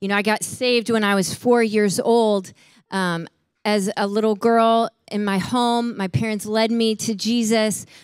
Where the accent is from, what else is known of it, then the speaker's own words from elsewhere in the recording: Chicago, Illinois, United States; I grew up in Chicago, and so we're in Chicago